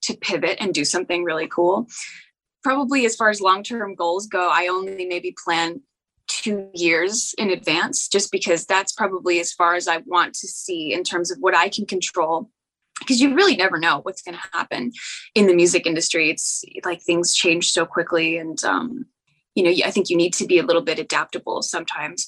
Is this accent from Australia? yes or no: no; Canada; I'm from Canada